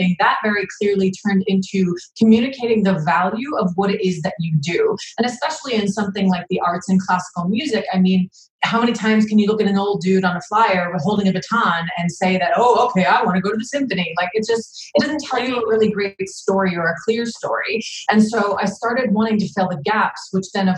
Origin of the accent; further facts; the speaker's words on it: New Jersey, United States; I'm from New Jersey in the East Coast, where we have a tendency to be very blunt.